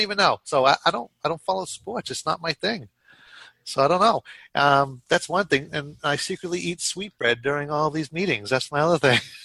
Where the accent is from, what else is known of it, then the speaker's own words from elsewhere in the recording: Boston, Massachusetts, United States; I'm probably the only Boston person you guys talk to and know